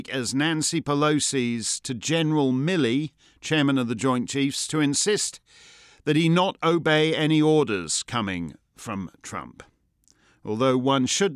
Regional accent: Canada; now in New Hampshire, United States; Being Canadian

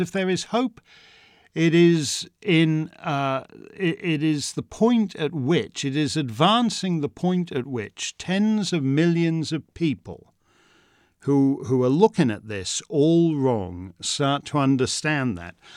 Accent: Canada; I'm a Canadian subject of the Crown

